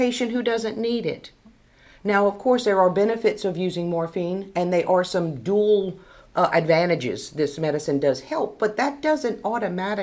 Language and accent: English; St. Landry Parish, Louisiana, United States; Born and raised, like I said, Dad was a physician, Mom was a nurse, I was born in OGH